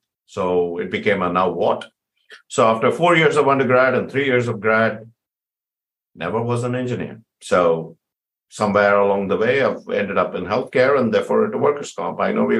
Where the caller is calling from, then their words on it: San Jose, California, United States; I'm in San Jose, California, part of the Silicon Valley.